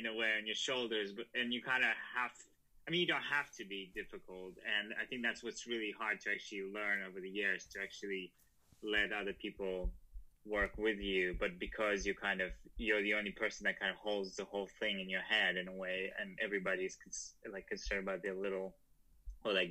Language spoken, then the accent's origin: English; Russia; moved away; also born or lived in Prague; I was born in Russia, and it was, you know, like growing up there in the 90s